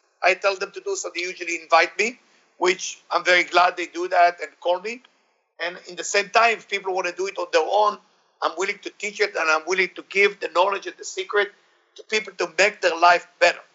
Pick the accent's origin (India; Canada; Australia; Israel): Israel; I grew up in Israel.